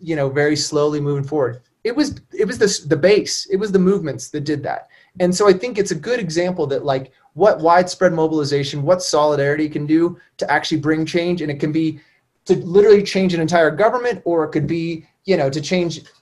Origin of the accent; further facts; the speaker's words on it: Kansas City, United States; moved away; also born or lived in Midwest; I grew up in Kansas City.